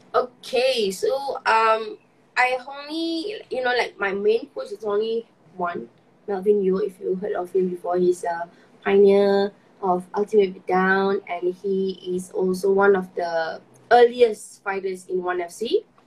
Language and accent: English; Malaysia; as a Malaysian